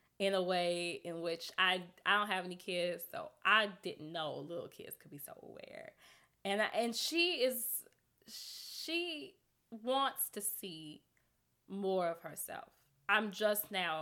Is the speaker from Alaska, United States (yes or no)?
no; Chicago, Illinois, United States; I grew up on 96 and Forest. So I grew up in Roseland